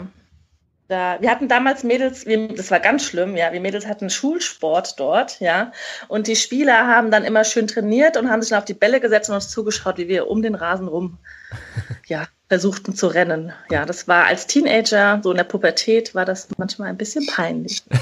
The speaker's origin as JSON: {"language": "German", "town": "Mainz", "region": "Rhineland-Palatinate", "country": "Germany", "tie": "born or raised there", "said": "ich komme halt gebürtig aus Mainz"}